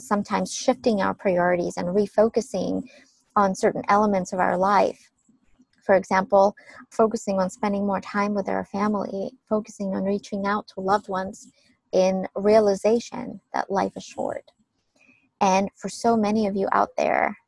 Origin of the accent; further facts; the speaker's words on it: Ukraine; when I was a small child, growing up in Ukraine